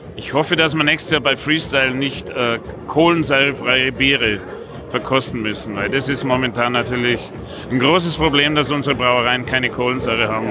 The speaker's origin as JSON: {"language": "German", "town": "Passau", "region": "Bavaria", "country": "Germany", "said": "ich komme aus Passau"}